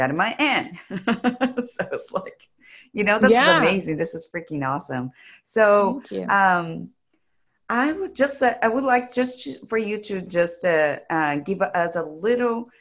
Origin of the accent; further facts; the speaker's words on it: Brazil; I'm from Brazil